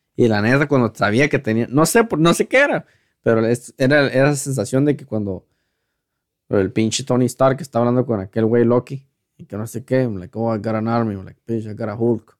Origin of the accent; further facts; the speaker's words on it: Mexico; now in United States; como mexicanos